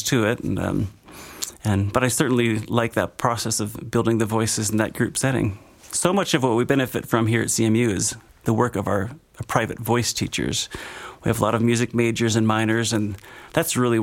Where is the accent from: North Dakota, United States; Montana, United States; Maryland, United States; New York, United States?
Montana, United States; Great Falls; moved away as an adult; also born or lived in Utah / West Virginia; now in Grand Junction, United States; I was born in Great Falls, Montana, kind of just due north of here, but not far from the mountains